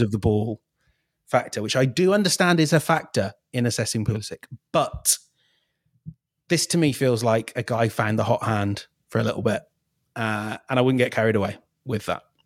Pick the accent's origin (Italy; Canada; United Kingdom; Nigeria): United Kingdom; England; I'm English